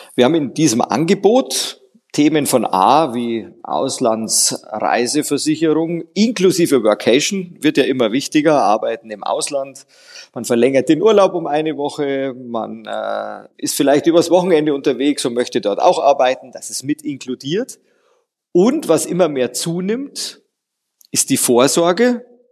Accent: Bavaria, Germany; bei mir als Bayer

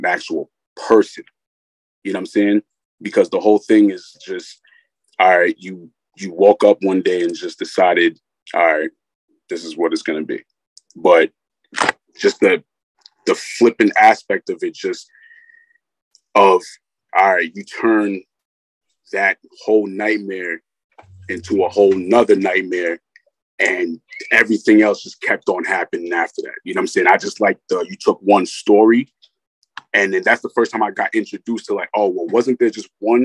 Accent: Rockland County, New York, United States; I'm from Rockland County, New York.

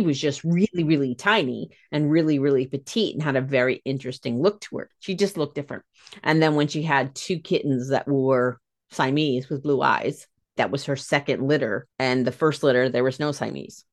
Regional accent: United States; I'm American.

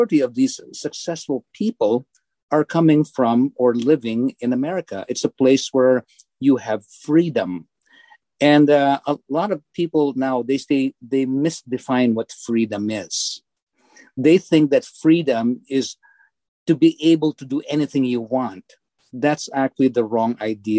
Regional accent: Philippines; moved away as an adult; now in Bourbonnais, United States; as I was growing up in the Philippines

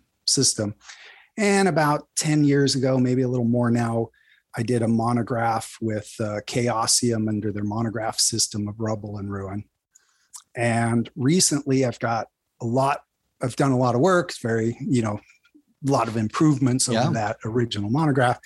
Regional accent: Northern California, United States; I grew up in Northern California, about 300 miles, 400 plus kilometers north of the Bay Area

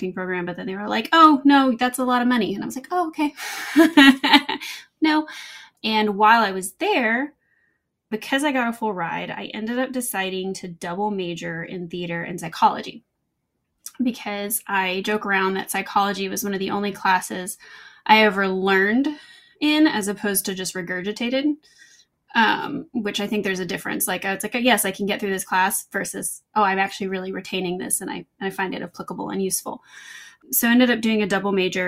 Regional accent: Little Rock, Arkansas, United States; now in Los Angeles, United States; Growing up, I grew up in Little Rock, Arkansas

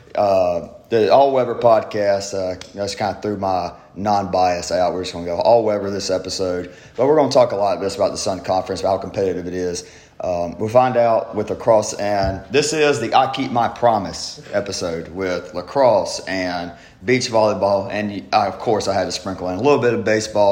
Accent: South Georgia, United States; I come from South Georgia

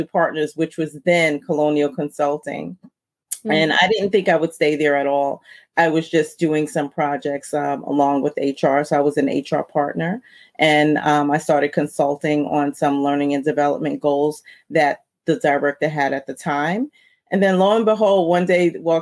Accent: New York City, New York, United States; growing up where I grew up in Brooklyn, New York

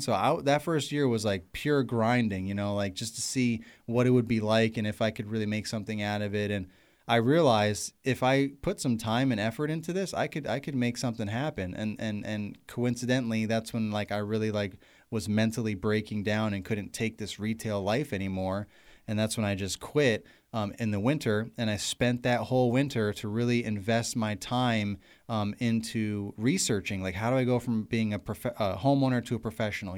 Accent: New York, United States; moved away as an adult; also born or lived in Pennsylvania; now in Virginia, United States; I'm from New York

